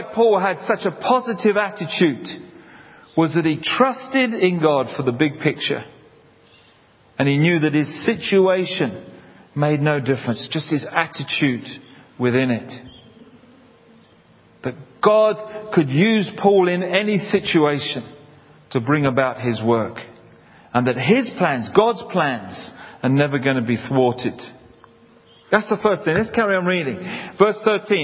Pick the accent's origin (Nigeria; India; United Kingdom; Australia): United Kingdom; London; I grew up in South London near Hampton Court.